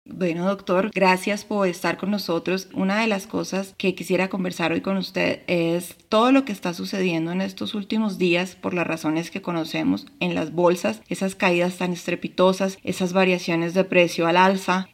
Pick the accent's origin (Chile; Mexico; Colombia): Colombia; mi país Colombia